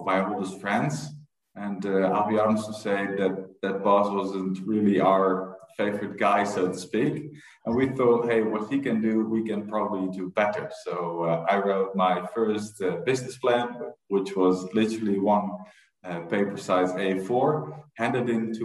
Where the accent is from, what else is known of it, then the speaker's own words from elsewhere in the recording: Leimuiden, South Holland, Netherlands; I was born and raised in a small village called Leimuiden, which is close to Amsterdam.